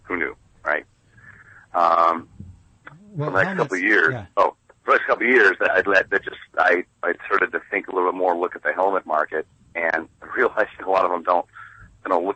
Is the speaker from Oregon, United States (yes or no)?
yes; Corvallis, Oregon, United States; I grew up in Corvallis